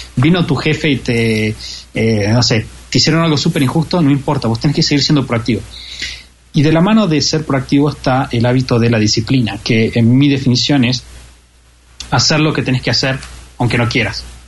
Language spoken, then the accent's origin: Spanish; Argentina; como argentino